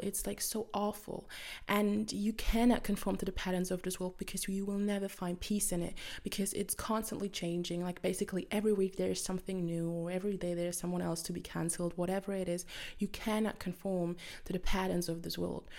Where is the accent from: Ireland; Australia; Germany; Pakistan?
Germany; English is a second language; I'm from Germany